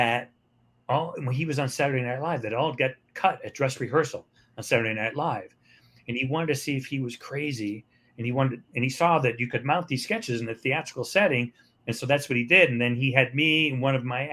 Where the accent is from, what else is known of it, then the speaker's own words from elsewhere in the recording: Cleveland, Ohio, United States; I started in my hometown in Cleveland